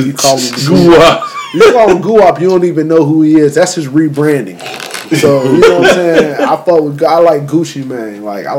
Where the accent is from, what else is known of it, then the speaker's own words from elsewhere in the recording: the South, United States; I'm from the South.